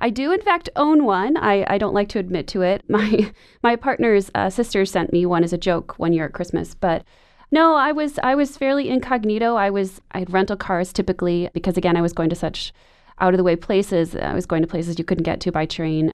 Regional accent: Wisconsin, United States; When I was a kid growing up in Wisconsin

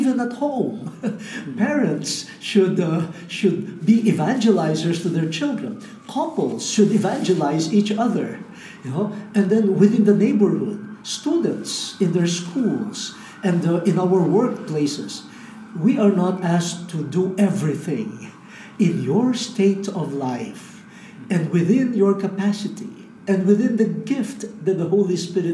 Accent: Philippines; I speak as a Filipino from Asia

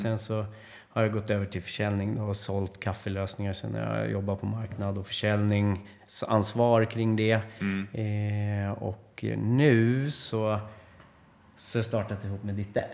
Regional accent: Sweden; vi svenskar

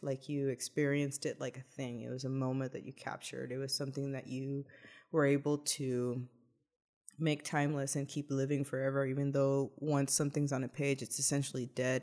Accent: Laredo, Texas, United States; born or raised there; moved away

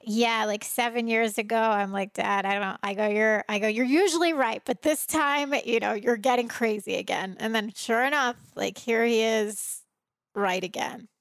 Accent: Trenton, New Jersey, United States; moved away; I was raised in Trenton, New Jersey.

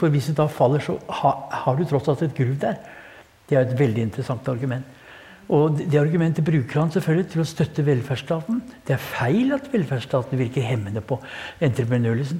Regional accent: Kongsberg, Buskerud, Norway; jeg har vært i oppveksten på Kongsberg

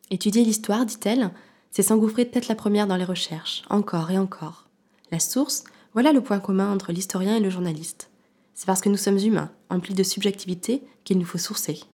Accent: Grenoble, Auvergne-Rhône-Alpes, France; je suis une femme, je suis française, je suis grenobloise, je suis mère, je suis journaliste.

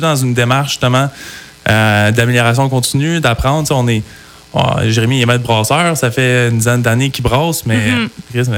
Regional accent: Sherbrooke, Quebec, Canada; moved away as an adult; now in Coaticook, Canada; on est de Sherbrooke, moi, mon frère

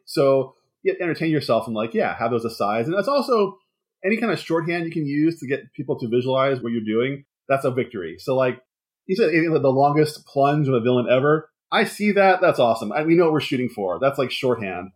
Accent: Philadelphia, Pennsylvania, United States; now in Los Angeles, United States; I'm coming from the East, comes from Philadelphia, so I come from an East Coast city

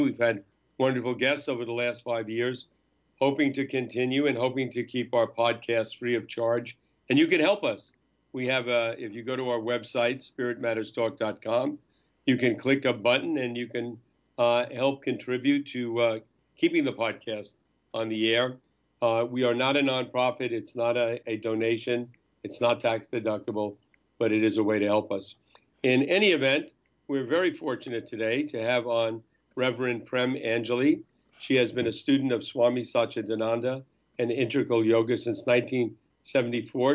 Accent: North Bergen, New Jersey, United States; I'm from North Bergen. I grew up near the Lincoln Tunnel.

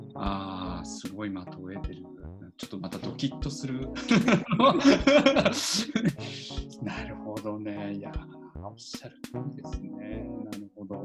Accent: Higashimurayama, Tokyo, Japan; 僕、ひ、あの、東村山出身

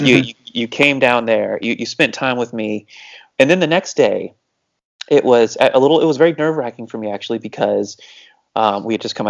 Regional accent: Cocoa Beach / Melbourne, Florida, United States; moved away; we went back to my hometown. We went back to Cocoa Beach. We went back to Melbourne.

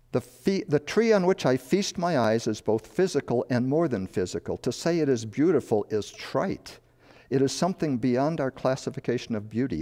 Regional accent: Chicago, Illinois, United States; moved away as an adult; also born or lived in Madison, Wisconsin; I was born and raised in Chicago, moved to a farm in northern Illinois near Wisconsin

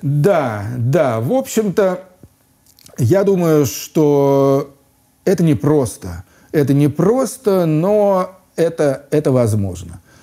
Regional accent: Moscow, Russia; moved away as an adult; also born or lived in London; возвращаться в родной город Москву

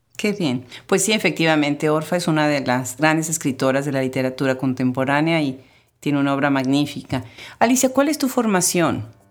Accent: Puebla, Mexico; yo soy de Puebla

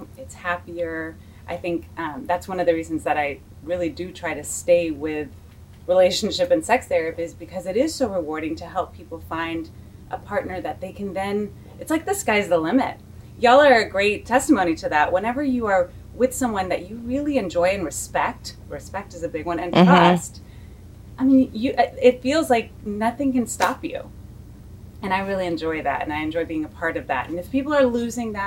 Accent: Houston, Texas, United States; from Houston, born and raised

